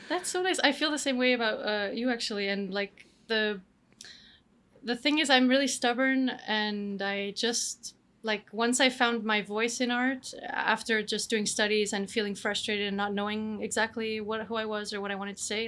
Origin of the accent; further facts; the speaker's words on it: Canada; moved away as an adult; also born or lived in Romania / France / Denmark; now in Spain; I'm born in Romania. I grew up in Canada, and then I've been to I've lived a little bit shortly in other places in the world, like uh, France and Denmark, and now Spain.